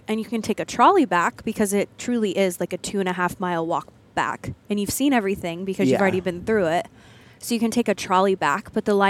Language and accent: English; Kansas, United States; moved away; I grew up in Kansas. Like, I've seen my share of bison.